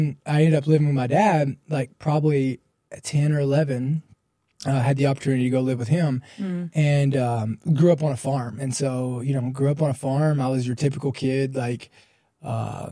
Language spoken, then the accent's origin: English; Columbia, Kentucky, United States; I grew up in a small town in like Columbia, Kentucky.